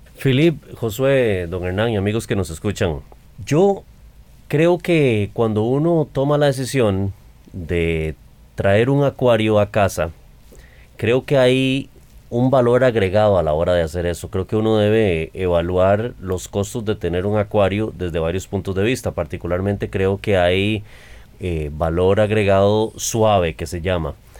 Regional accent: Costa Rica; los costarricenses

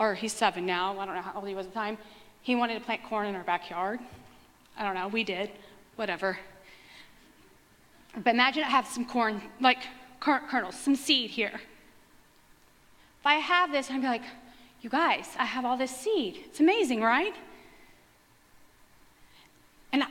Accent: West Texas, United States; I grew up in West Texas where we prayed water down for all the crops all the time

